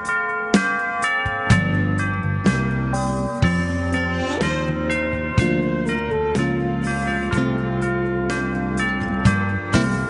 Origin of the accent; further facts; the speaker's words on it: Nashville, Tennessee, United States; We're from Nashville, Tennessee